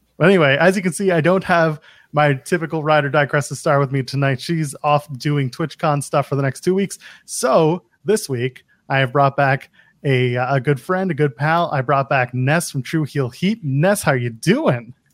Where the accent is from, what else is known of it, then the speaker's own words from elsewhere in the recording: Canada; I'm Canadian